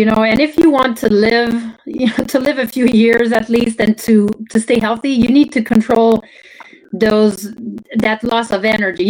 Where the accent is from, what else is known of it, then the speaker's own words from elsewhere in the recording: Canada; first language French; English is a second language; moved away as an adult; now in United States; I grew up in Canada, I spoke French only